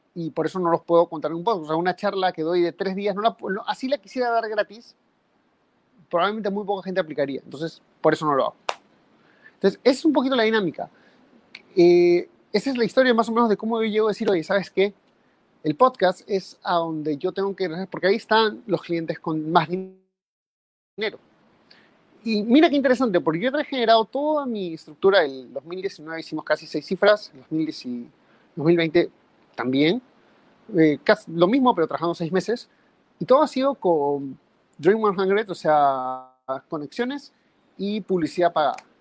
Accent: Peru; en mi país, en Perú

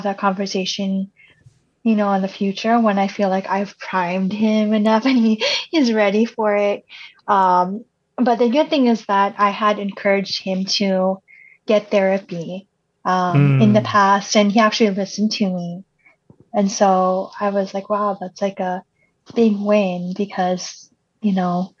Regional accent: United States; first language Cebuano; English is a second language; growing up in America

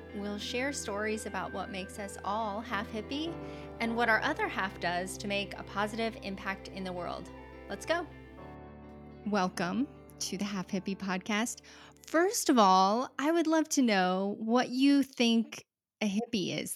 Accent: Utah, United States; I grew up there too.

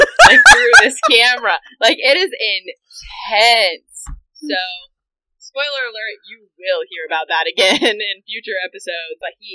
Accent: United States; as an American

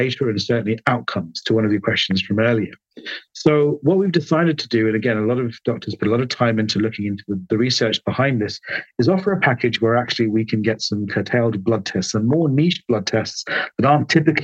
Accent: London, United Kingdom; I was born in London. My parents are Sri Lankan, hence my long first name

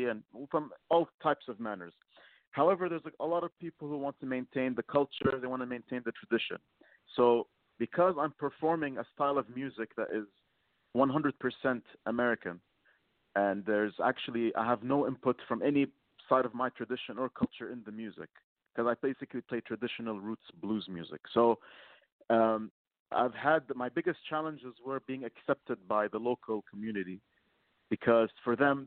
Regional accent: Lebanon; now in Kuwait; I'm from Lebanon, and I currently live in Kuwait

